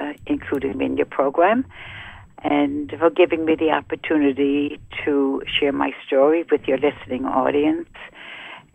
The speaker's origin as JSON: {"language": "English", "country": "Germany", "tie": "born or raised there", "moved": "yes", "said": "I was born in Germany"}